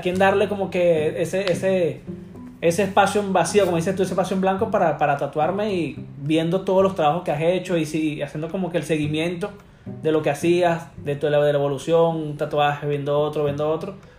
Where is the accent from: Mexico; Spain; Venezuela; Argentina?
Venezuela; Caracas, Capital District; moved away as an adult; now in United States; soy de Venezuela, de Caracas. Este, llegué acá a los Estados Unidos hace casi seis años ya.